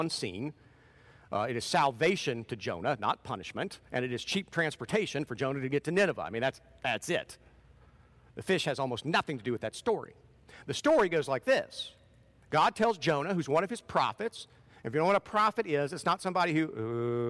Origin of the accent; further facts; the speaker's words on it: Portsmouth, Ohio, United States; moved away; That's part of that is my home territory. I grew up in Portsmouth